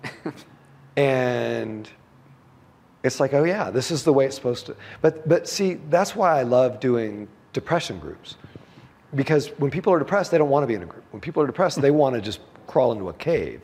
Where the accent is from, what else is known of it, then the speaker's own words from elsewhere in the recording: United States; I'm an American